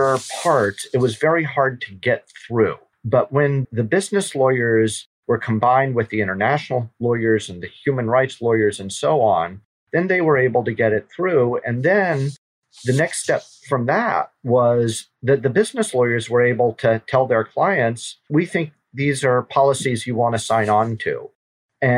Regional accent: Louisiana, United States; I'm from Louisiana

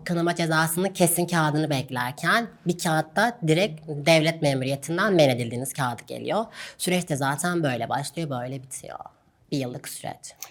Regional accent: Gaziantep, Turkey; moved away as an adult; now in Istanbul, Turkey; Ben Gaziantep'te doğdum, Gaziantep'te büyüdüm.

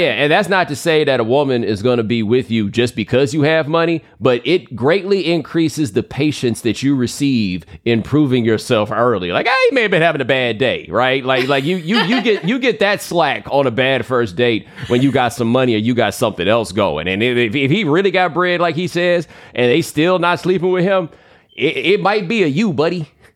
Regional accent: Texas, United States; I grew up in Texas

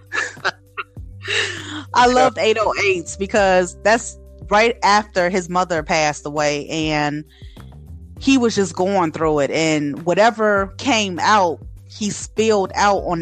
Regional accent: Chicago, Illinois, United States; I'm from Chicago

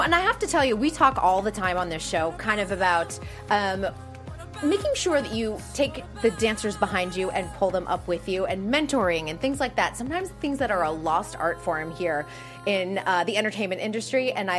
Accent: Boston, Massachusetts, United States; now in Los Angeles, United States; I'm from Boston

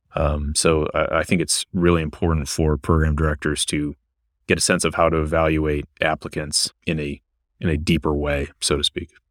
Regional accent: Michigan, United States; moved away as an adult; also born or lived in South Carolina / Ohio / Louisiana / Washington, D.C.; now in Virginia, United States; I'm originally from Michigan

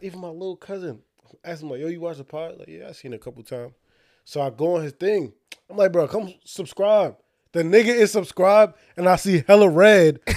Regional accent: Union, New Jersey, United States; moved away as an adult; also born or lived in Irvington, New Jersey; now in South Jersey, United States; we lived Like, in Union

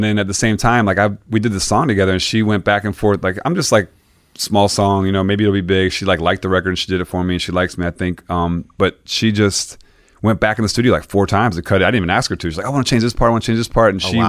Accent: Florida, United States; Growing up in Florida, like, I would go to my grandma's house.

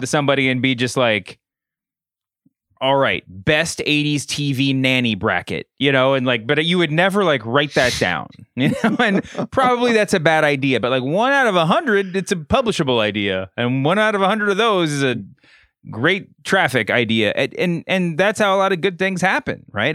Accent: Louisville, Kentucky, United States; also born or lived in North Carolina; I was born and raised in Louisville, Kentucky

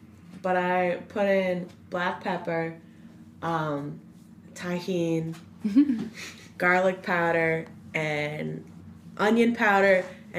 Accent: Delaware, United States; I'm from Delaware.

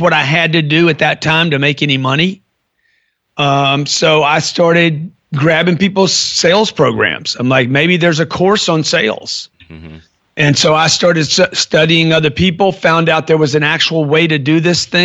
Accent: Lake Charles, Louisiana, United States; I grew up in Lake Charles, Louisiana.

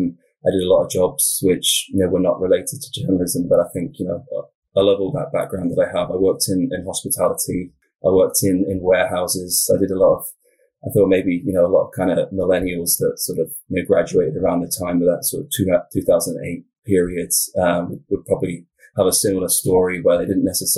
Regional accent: South West England, United Kingdom; I'm from the UK originally. So I'm from Southwest England, kind of the county is called Wiltshire. It's quite a sort of a rural area.

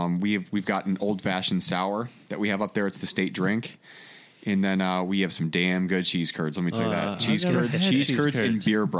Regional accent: Oregon, Wisconsin, United States; moved away as an adult; also born or lived in Madison, Wisconsin / Seattle / San Diego / St. Louis; now in San Angelo, United States; my hometown is Oregon, Wisconsin.

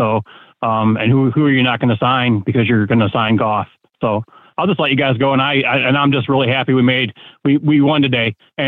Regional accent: Flint, Michigan, United States; also born or lived in Panama City, Florida; now in Florida, United States; I'm in Florida now. I grew up in Flint

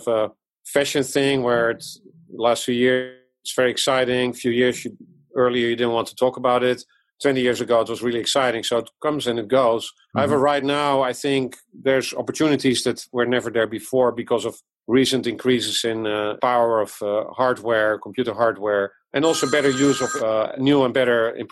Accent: Netherlands; English is a second language; moved away as an adult; also born or lived in Amsterdam, Netherlands / Japan / France; now in Iowa, United States; As you can hear from my accent, I was born abroad in the Netherlands. I came here from Amsterdam to Iowa now 15 years ago

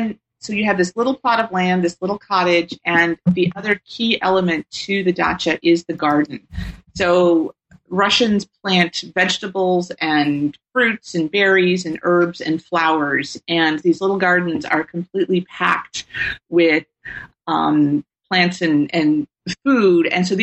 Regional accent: Tennessee, United States; I grew up in Tennessee and was very fortunate to take a summer program, Governor's School for International Studies

